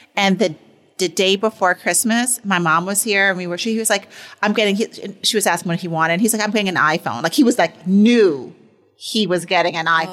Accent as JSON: {"language": "English", "region": "New York", "country": "United States", "tie": "born or raised there", "said": "growing up in New York"}